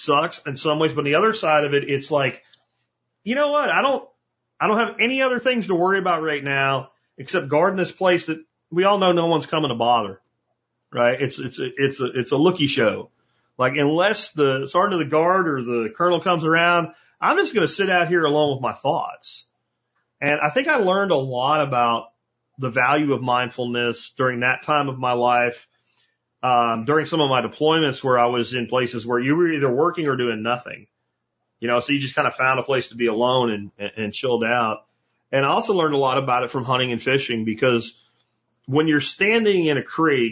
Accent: Pottsville, Pennsylvania, United States; where I grew up in Pottsville

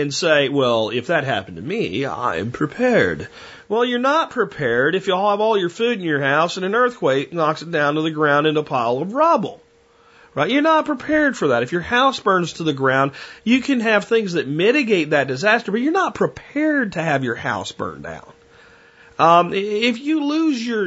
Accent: Pennsylvania, United States; moved away; I grew up in Pennsylvania

